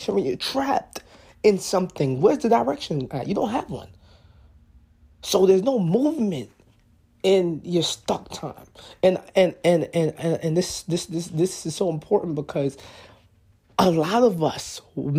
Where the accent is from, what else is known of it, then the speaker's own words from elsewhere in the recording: New York, United States; I'm from New York. So, in New York, you know, graduating from high school was in June.